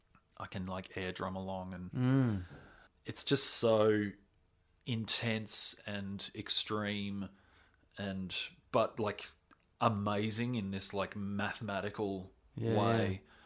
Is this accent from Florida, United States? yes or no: yes; Florida, United States; I'm from Florida